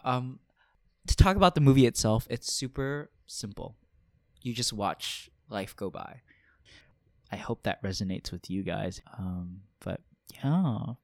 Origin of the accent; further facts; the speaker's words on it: Honolulu, Hawaii, United States; now in Philadelphia, United States; I'm originally from Honolulu, Hawaii